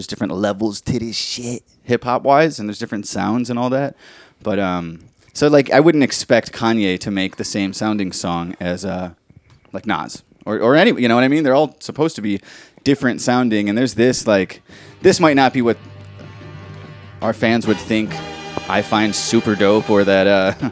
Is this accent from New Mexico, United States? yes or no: no; Chicago, Illinois, United States; We're from Chicago.